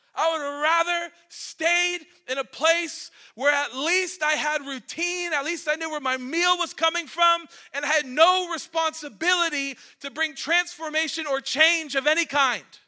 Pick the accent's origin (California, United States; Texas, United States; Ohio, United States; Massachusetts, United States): Ohio, United States; Cleveland; moved away as an adult; now in Maine, United States; I'm a city boy. I'm from Cleveland